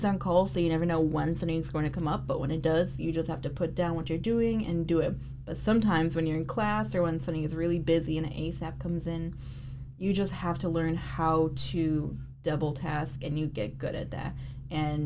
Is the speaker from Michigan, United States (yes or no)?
yes; Detroit, Michigan, United States; I specifically grew up on the Lower East Side, Detroit